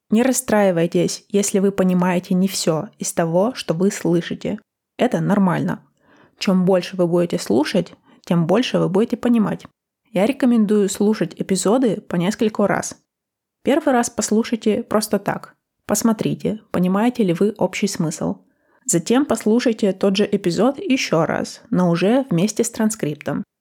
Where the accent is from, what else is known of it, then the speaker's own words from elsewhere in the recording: Russia; first language Russian; also born or lived in United States; now in Copenhagen, Denmark; Даже в России мы сами его учим в школе с 1 по 11 классы